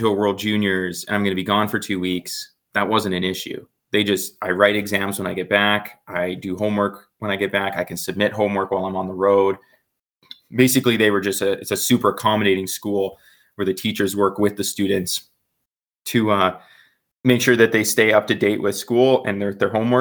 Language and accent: English; Calgary, Alberta, Canada; growing up in Calgary, I happen to live close to the mountains